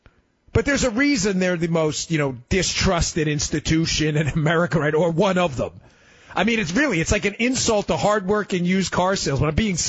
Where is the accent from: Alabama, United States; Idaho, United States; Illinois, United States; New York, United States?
New York, United States; New York City; I grew up in New York. For all of you listening from Queens and Brooklyn, I was a Queens guy just like Trump.